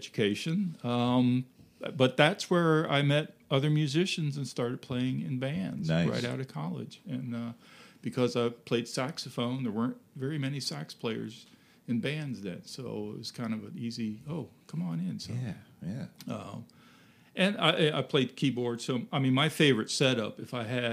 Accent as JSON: {"language": "English", "area": "Fairfax County", "region": "Northern Virginia", "country": "United States", "tie": "born or raised there", "moved": "as an adult", "lives_now": "Winchester, United States", "said": "I grew up in Northern Virginia"}